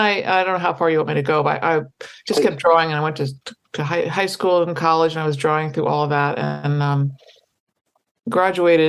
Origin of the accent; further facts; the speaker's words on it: Washington, District of Columbia, United States; I grew up in Washington, D.C., not far from Baltimore